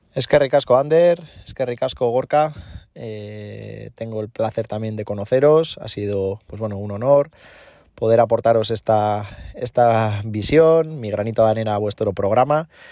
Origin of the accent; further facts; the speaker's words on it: Eibar, Basque Country, Spain; yo soy de Eibar